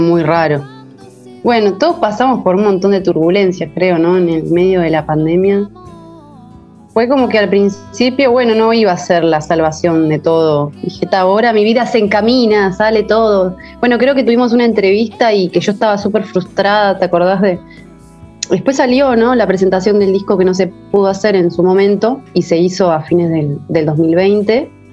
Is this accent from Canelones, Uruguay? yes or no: yes; Costa de Oro, Canelones, Uruguay; now in Punta del Diablo, Uruguay; cerca de Montevideo y, de la Costa de Oro, de donde soy, más o menos a una hora